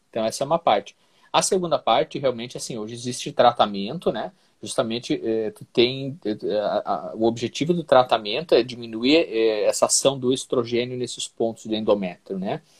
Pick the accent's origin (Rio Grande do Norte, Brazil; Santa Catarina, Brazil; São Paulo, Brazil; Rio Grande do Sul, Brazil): Santa Catarina, Brazil; Eu sou catarinense, mas a minha família, é por parte de pai, é gaúcha